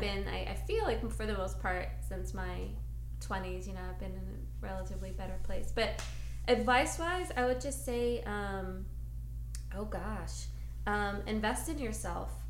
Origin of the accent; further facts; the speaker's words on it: New York City, New York, United States; moved away; I am from New York City, and um, I'm very proud of it